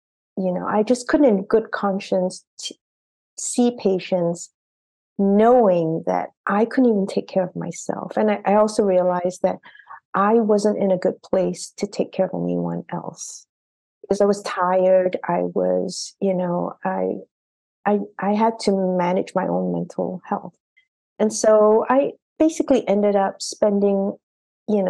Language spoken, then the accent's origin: English; Singapore; moved away as an adult; also born or lived in Boston; I had come from a very regimented education system because I grew up in Singapore